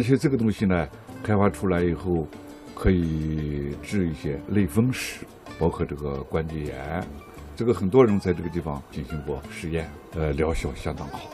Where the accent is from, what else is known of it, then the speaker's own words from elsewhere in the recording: Taibai Mountain area, Shaanxi, China; 我是当地人，我小的时候就在这儿洗